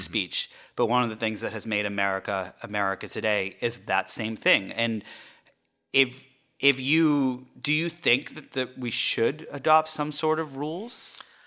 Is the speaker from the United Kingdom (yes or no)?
yes; England, United Kingdom; moved away; also born or lived in France; I grew up in England and I lived in France for a little while